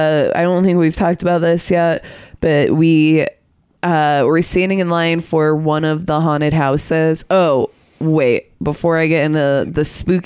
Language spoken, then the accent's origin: English; Michigan, United States; moved away; I'm from Michigan. We both are from Michigan, Ethan